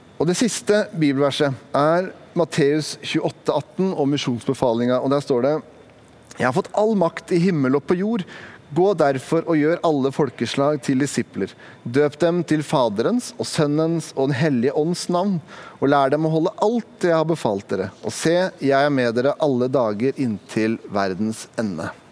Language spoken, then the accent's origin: Norwegian; Sandefjord, Vestfold, Norway; Jeg kommer fra Sandefjord, det er en ganske liten by.